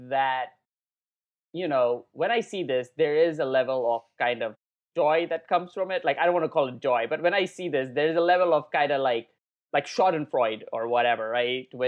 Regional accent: India; I mean, I'm Indian, right? So whatever, I don't care about what's going on in America really

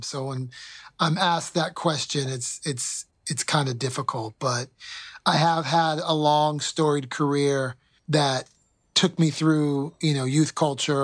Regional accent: United States; as an American

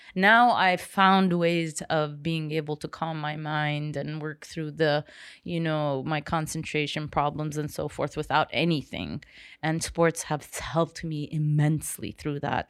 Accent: Seychelles; I was raised watching Jaws in Seychelles

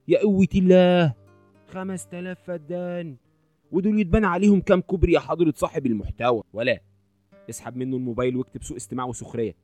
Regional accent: Egypt; عندنا في مصر

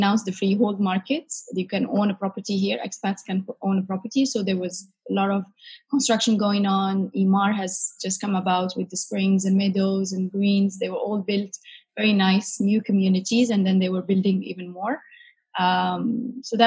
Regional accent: Casablanca, Casablanca-Settat, Morocco; moved away as an adult; now in Dubai, United Arab Emirates; So I am from Morocco, Casablanca in particular.

